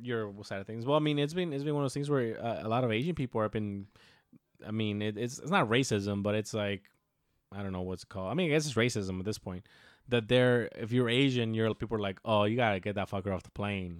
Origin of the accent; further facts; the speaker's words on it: Mexico; we're Mexican and we come from a little town